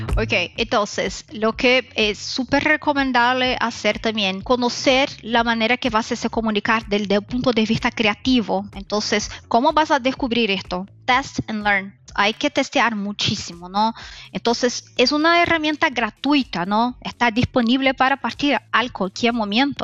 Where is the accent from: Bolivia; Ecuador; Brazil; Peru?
Brazil; Spanish is a second language; soy brasileña, entonces voy a hablar con mi español que es mezclado, brasileño, eh, eh, español